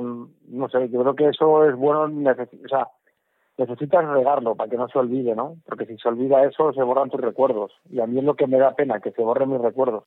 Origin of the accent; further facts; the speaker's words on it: Móstoles, Community of Madrid, Spain; also born or lived in Navalacruz; me he criado en Móstoles, soy madrileño y a mucha honra español.